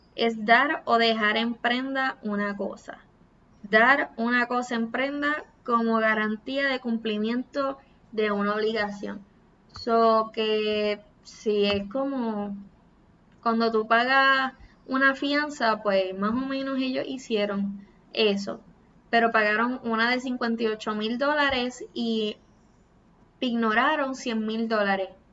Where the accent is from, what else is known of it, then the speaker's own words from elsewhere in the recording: Puerto Rico; Soy boricua